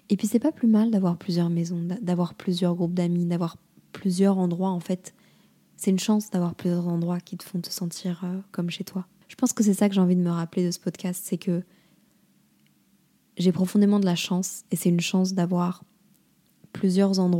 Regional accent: Lille, Hauts-de-France, France; also born or lived in Montreal, Canada; À Lille, c'est c'est pas chez moi, mais d'un autre côté, c'est là où j'ai grandi et c'est hyper important pour moi, ma famille.

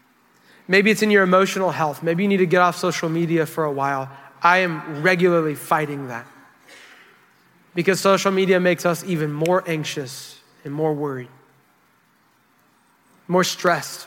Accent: United States; We're from America

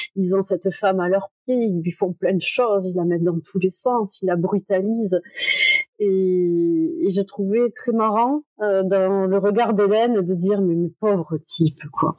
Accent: Toulouse, Occitania, France; je suis de Toulouse

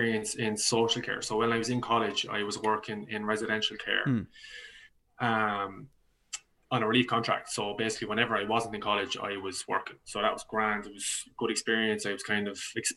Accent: County Laois, Leinster, Ireland; moved away as an adult; now in Dublin, Ireland; I'm from County Leash originally.

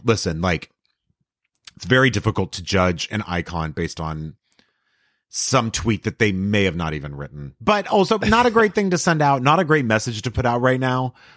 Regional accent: El Paso, Texas, United States; Texas. So I grew up in El Paso

